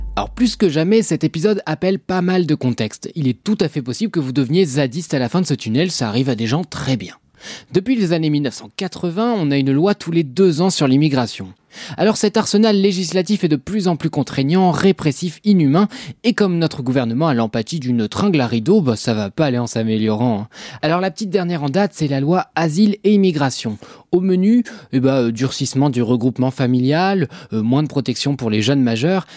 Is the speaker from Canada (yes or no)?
no; Normandy, France; je suis normand